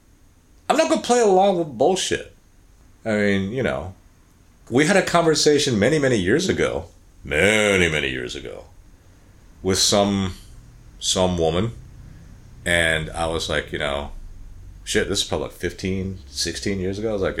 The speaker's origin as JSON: {"language": "English", "country": "United States", "tie": "born or raised there", "said": "I grew up in America"}